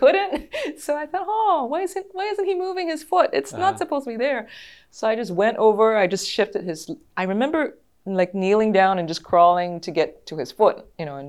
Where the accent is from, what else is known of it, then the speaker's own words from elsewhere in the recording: Singapore; moved away as an adult; also born or lived in Boston, United States; now in Los Angeles, United States; I grew up in Singapore until I was about 23, and then I moved to the US